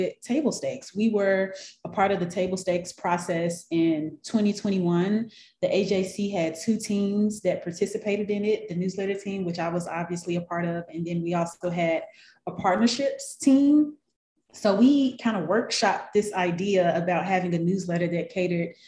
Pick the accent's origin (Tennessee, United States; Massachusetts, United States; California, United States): Tennessee, United States; Memphis; moved away as an adult; now in Atlanta, United States; from Memphis, Tennessee. That's where I was born and raised.